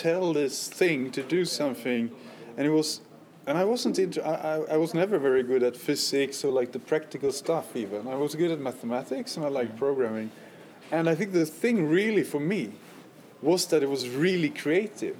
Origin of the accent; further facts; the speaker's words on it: Gothenburg, Västra Götaland, Sweden; I was from Gothenburg